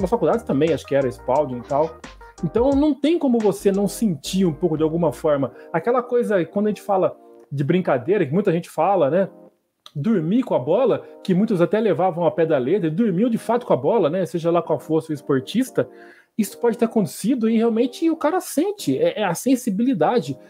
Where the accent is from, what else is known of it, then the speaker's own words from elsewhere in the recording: Brazil; quando era criança aqui no Brasil